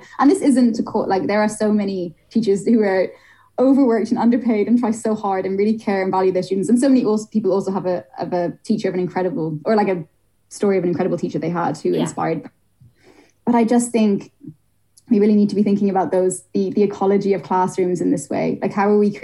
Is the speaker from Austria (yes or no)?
no; Ireland; moved away; I grew up in Ireland